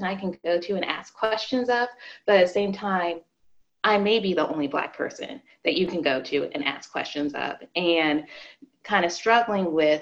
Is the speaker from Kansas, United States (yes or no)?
no; Arizona, United States; I grew up in Arizona